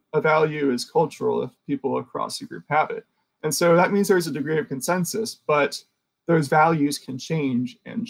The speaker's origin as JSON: {"language": "English", "region": "the South", "country": "United States", "said": "I'm in Richmond, Virginia. You're in New York. And we also have different histories. I'm from the United States and I'm technically Southern"}